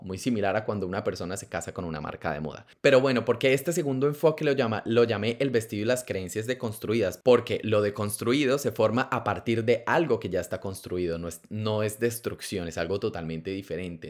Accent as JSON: {"language": "Spanish", "country": "Colombia", "tie": "born or raised there", "said": "yo crecí en Colombia, un país supremamente católico"}